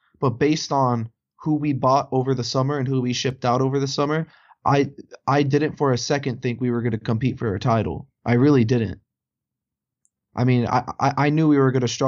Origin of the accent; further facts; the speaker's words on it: United States; I'm an American